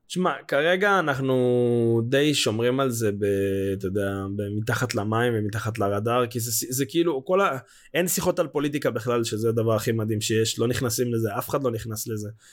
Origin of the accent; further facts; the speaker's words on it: Israel; בתור ישראלים